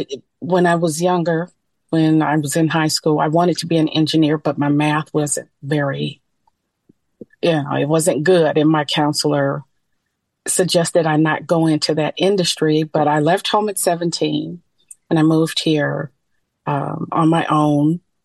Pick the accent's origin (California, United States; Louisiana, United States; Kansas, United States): California, United States; San Francisco; now in Long Beach, United States; I am currently living in Long Beach, California, but I am born and raised in San Francisco.